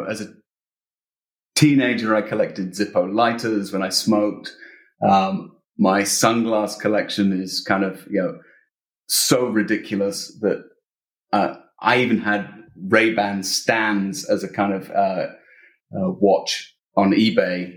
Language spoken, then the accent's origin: English; United Kingdom; also born or lived in Illinois; I'm British.